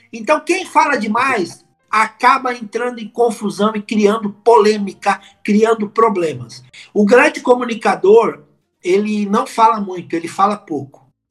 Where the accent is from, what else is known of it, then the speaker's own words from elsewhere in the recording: São Paulo, Brazil; eu sou de São Paulo, capital.